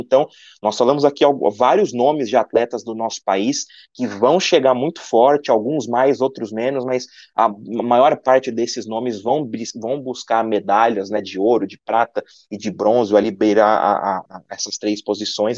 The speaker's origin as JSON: {"language": "Portuguese", "country": "Brazil", "said": "nós que somos brasileiros"}